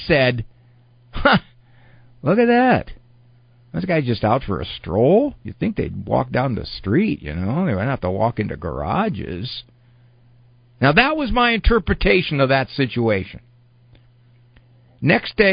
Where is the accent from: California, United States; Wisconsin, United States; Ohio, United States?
Ohio, United States; Canton; Canton, Ohio, my hometown here